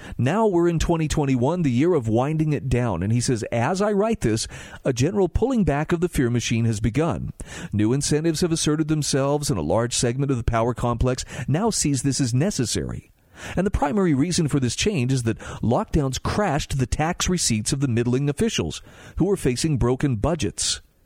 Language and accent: English; Utah, United States; Utah, my home state